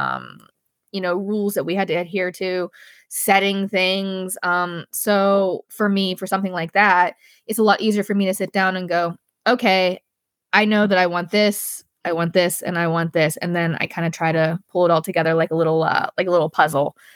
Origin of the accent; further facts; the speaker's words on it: Pittsburgh, Pennsylvania, United States; in the Steel City, which is in Pittsburgh, my hometown.